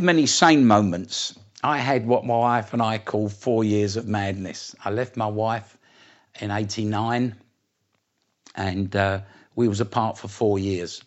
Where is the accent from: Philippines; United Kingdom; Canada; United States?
United Kingdom; Essex, East of England; also born or lived in East End of London; I come from Essex originally, uh, just outside London. My roots are in the east end of London, um, but I lived in Essex